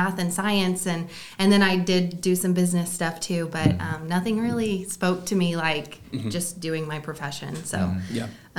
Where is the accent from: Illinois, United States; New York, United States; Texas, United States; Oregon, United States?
Illinois, United States; Johnston City; also born or lived in Utah; I am from Johnston City, and I went to John A. Logan College for cosmetology.